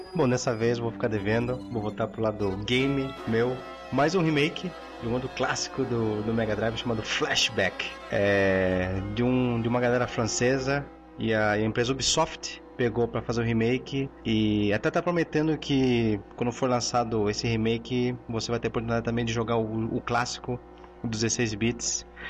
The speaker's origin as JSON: {"language": "Portuguese", "country": "Chile", "moved": "yes", "said": "sou chileno"}